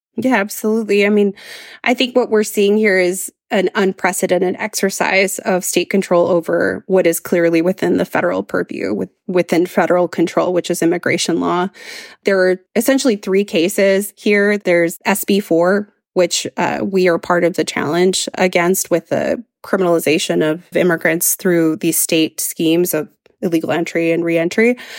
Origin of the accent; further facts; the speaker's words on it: Brownsville, Texas, United States; I grew up in a border community, I grew up in Brownsville, Texas.